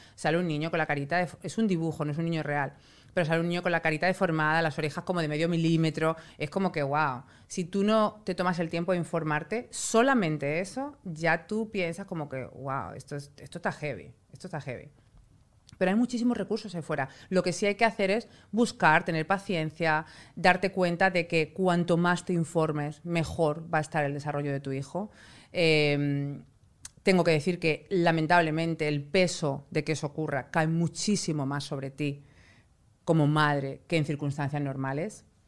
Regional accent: Spain; moved away; yo soy española

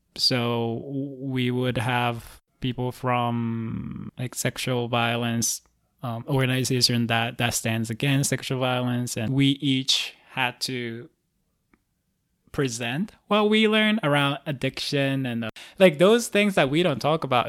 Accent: Osaka, Japan; moved away; I'm from Osaka, Japan originally

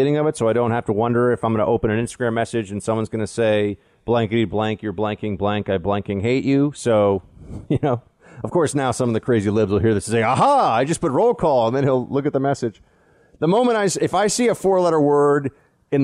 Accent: New York City, New York, United States; I grew up here in New York City

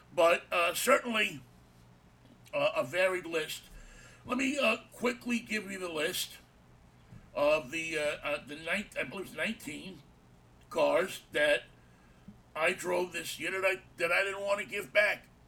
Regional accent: New York City, New York, United States; We grew up together in Jackson Heights.

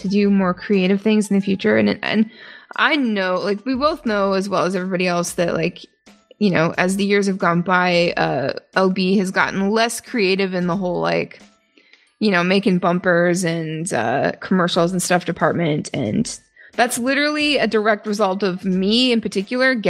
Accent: Canada; accent: Canadian; moved away; I do say a boot sometimes. My mom's coming to visit in a few weeks, so expect my accent to spike up again. And I am going to be visiting home sometime within the next few months

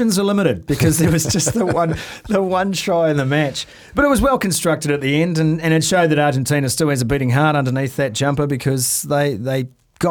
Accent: New Zealand

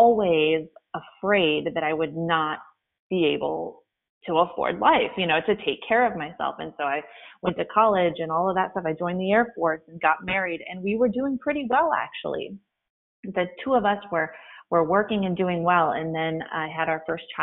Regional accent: Flint, Michigan, United States; moved away; I was born in Flint, Michigan, in the city, but it was a dirt road

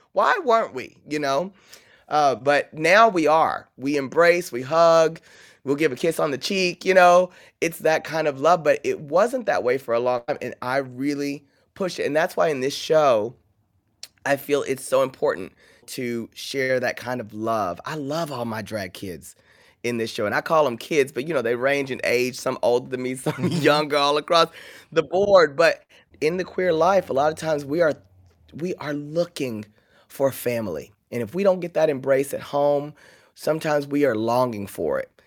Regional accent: Paris, Texas, United States; moved away; I grew up in Paris, Texas, where we didn't even have an airport

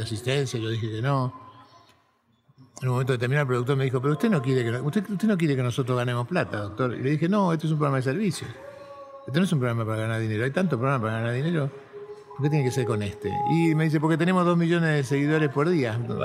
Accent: Buenos Aires, Argentina; Yo nací en, en Buenos Aires, en un suburbio de la ciudad, en un barrio de clase media baja, Fui a la escuela del Estado, en la primaria, la secundaria, la universidad pública

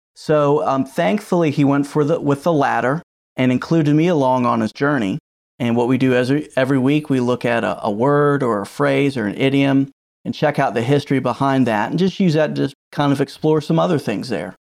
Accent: Virginia, United States; I've born and raised in Virginia

